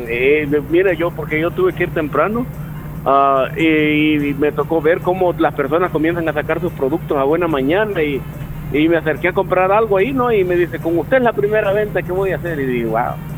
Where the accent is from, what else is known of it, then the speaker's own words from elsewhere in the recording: San José de la Fuente, La Unión, El Salvador; moved away; desde que me había ido desde el 2002, no había pasado una fiesta patronal en mi pueblo